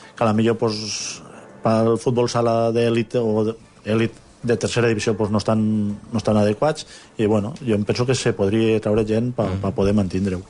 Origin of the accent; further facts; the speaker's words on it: Fabara, Spain; al meu poble de Favara